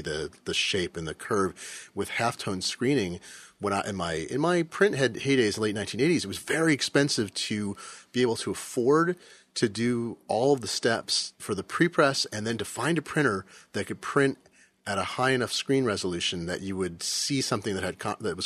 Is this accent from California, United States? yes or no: no; Seattle, Washington, United States; my hometown of Seattle